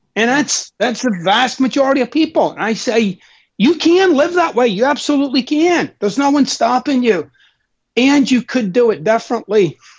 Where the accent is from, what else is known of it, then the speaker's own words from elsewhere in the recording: Glasgow, Scotland, United Kingdom; I'm Scottish, of course, and I'm I'm from Glasgow, Scotland